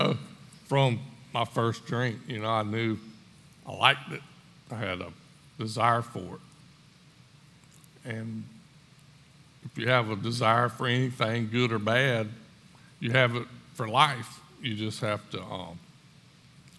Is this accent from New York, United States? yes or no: no; Screven County, Georgia, United States; I grew up in Scriven County